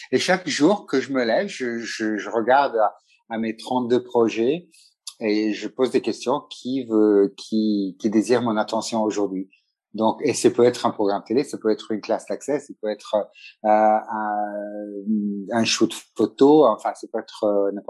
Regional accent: Italy; first language Italian; French is a second language; also born or lived in Montpellier / London / Ethiopia; Oui, italien. Donc, italien, c'est ma première langue. Le français, c'est ma deuxième langue, vu que j'ai fait toutes mes études euh, dans les écoles françaises.

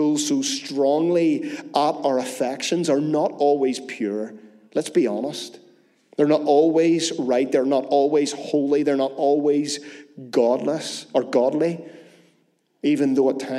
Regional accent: Northern Ireland, United Kingdom; As Northern Irish people

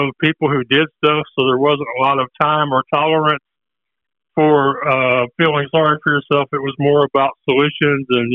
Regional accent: Houston, Texas, United States; I'm from Houston, Texas

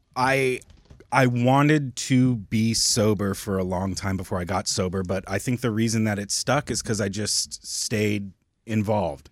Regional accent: Oklahoma, United States; also born or lived in California; I was born in California. I moved out to Oklahoma when I was young, but, um, I did, like, all of high school and everything out there

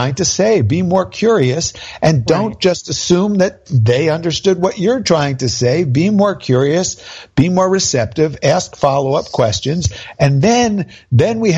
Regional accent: New Jersey, United States; I'm from New Jersey

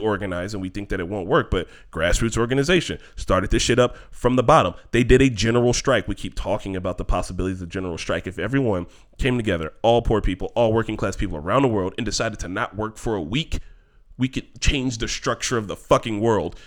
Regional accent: Gary, Indiana, United States; I'm from Gary

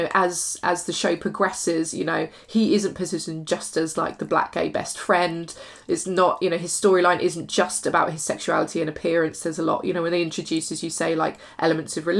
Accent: United Kingdom

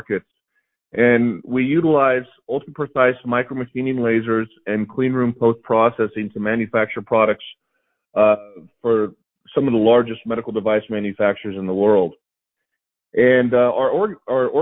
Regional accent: Glendale, California, United States; moved away as an adult; also born or lived in Missouri / Liverpool, United Kingdom; now in St. Louis, United States; I was raised in Glendale, California, which is approximately 20, 25 minutes north of Los Angeles.

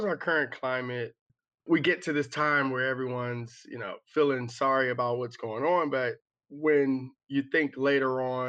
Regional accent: Maryland, United States; I grew up in Prince George's County, which is a predominantly Black county outside of Washington, D.C.

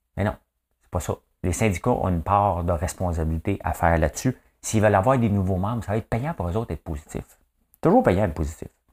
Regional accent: Quebec, Canada

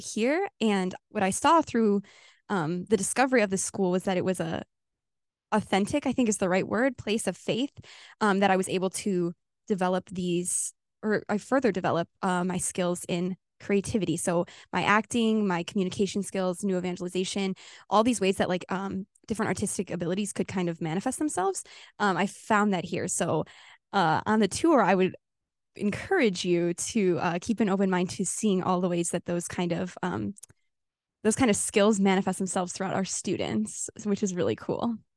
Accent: Illinois, United States; moved away as an adult; now in California, United States; I'm from Illinois

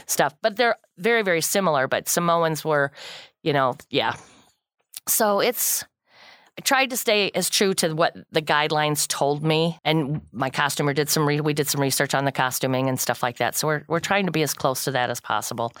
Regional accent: Kankakee County, Illinois, United States; I'm born and raised in Kankakee County, lived here all my life

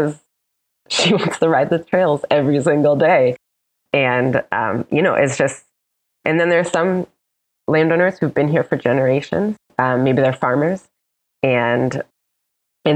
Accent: Northeast Kingdom, Vermont, United States; also born or lived in Leadville; I'm from the Kingdom

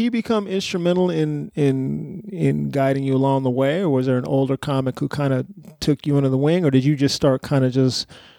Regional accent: San Antonio, Texas, United States; now in Washington, D.C., United States; I'm originally from San Antonio, Texas, and now I live in D.C.

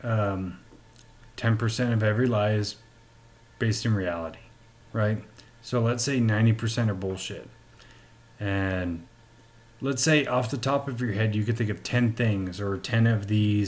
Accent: California, United States; also born or lived in Missouri; now in Utah, United States; I'm not native to Utah. I'm originally from California.

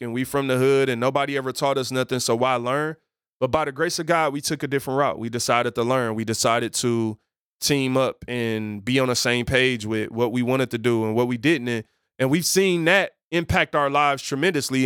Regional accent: Detroit, Michigan, United States; I grew up in Detroit on Seven Mile.

